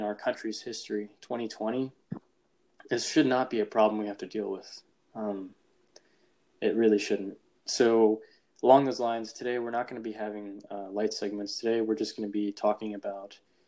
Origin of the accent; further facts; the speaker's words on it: New Jersey, United States; … and I, we grew up in the Northeast, in New Jersey specifically